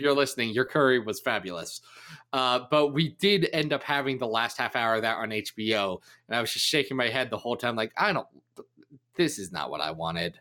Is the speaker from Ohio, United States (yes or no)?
yes; Ohio, United States; also born or lived in Kentucky; I was raised in Ohio